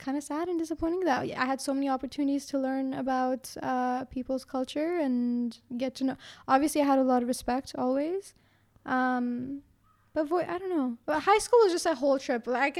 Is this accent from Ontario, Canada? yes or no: yes; Brampton, Ontario, Canada; Because I lived in Brampton.